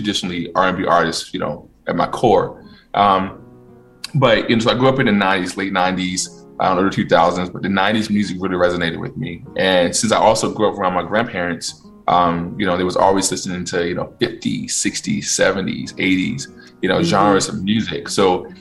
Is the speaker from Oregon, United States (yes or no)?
no; Virginia, United States; moved away; I am from Virginia, born and raised or raised in Virginia as a kid. Out in the country, though, like boonies.